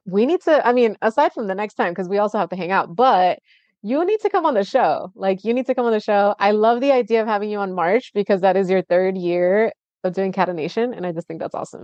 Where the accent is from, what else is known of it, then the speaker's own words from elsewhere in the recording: Tijuana, Baja California, Mexico; now in United States; I grew up in Tijuana